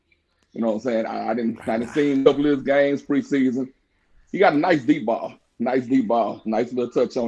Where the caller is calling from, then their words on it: Port Arthur, Texas, United States; I'm calling from Port Arthur, Texas.